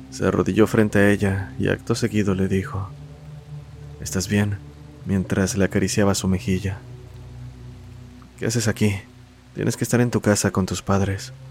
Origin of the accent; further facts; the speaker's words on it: Argentina; soy de Argentina.